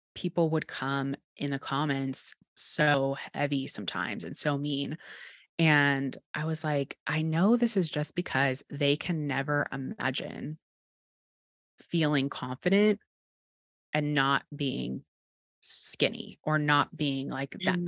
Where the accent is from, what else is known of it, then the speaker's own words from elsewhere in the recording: Texas, United States; accent: Texas; my Texas accent